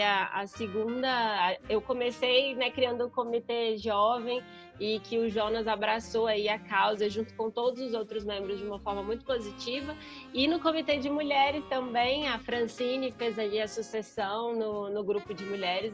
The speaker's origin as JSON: {"language": "Portuguese", "town": "Brasília", "region": "Federal District", "country": "Brazil", "tie": "born or raised there", "said": "Eu, como boa brasiliense, fui criada para fazer concurso público"}